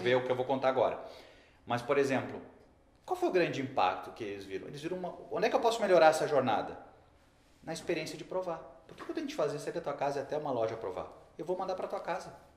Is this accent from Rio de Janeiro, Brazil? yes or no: no; Rio Grande do Sul, Brazil; accent: gaúcho; Todo mundo já viu que eu sou gaúcho porque eu falei um bá agora